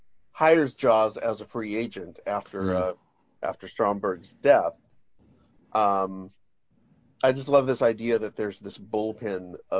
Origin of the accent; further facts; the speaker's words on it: near Fresno, California, United States; growing up near Fresno